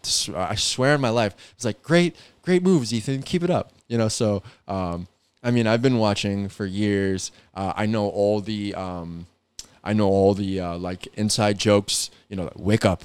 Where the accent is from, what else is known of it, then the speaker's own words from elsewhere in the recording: New York, United States; I'm from New York